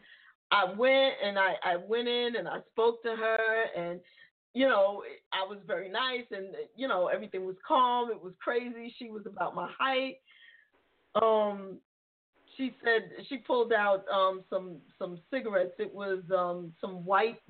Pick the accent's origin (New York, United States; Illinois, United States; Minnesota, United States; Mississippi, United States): New York, United States; New York City; I grew up in the Bronx